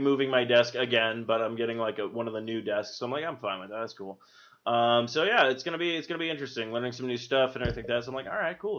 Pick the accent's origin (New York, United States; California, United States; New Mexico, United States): New Mexico, United States; Albuquerque; I grew up in Albuquerque